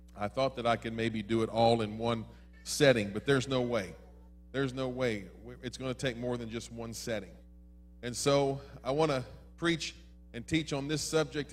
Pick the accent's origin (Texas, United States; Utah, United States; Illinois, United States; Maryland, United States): Maryland, United States; When I was growing up in Maryland, I grew up in the home of Democrats